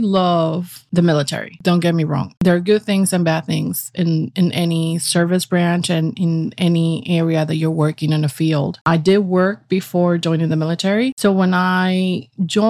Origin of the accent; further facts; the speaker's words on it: Puerto Rico; moved away as an adult; also born or lived in Virginia / Texas; now in New York, United States; I was born in Puerto Rico